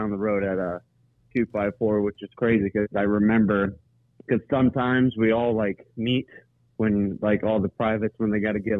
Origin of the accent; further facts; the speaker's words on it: Florida, United States; And me, I'm a Floridian. I'm from Florida.